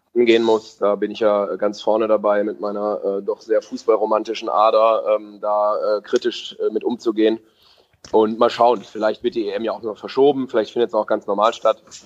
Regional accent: Bielefeld, North Rhine-Westphalia, Germany; moved away as an adult; now in Stuttgart, Germany; gebürtiger Bielefelder

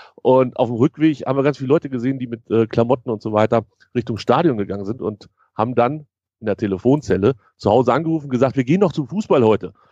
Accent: near Hannover, Lower Saxony, Germany; ich bin in Hannover geboren, nicht weit weg von Hannover aufgewachsen, in so einem kleinen Vor kleineren Vorort

